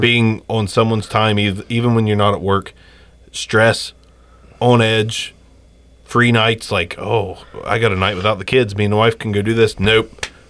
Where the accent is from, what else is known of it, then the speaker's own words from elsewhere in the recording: Jackson, Ohio, United States; we're from Jackson